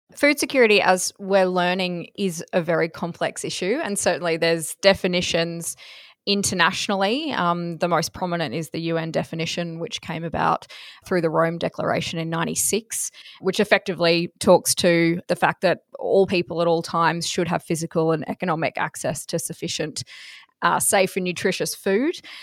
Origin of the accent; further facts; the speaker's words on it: Toogoolawah, Queensland, Australia; I'm from Cresbrook Station in Toogoolawa, which is in southeast Queensland